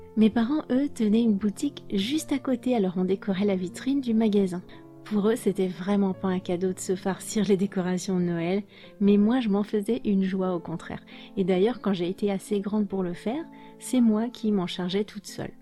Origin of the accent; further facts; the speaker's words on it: France; J'ai grandi en France, comme vous le savez, dans une famille française.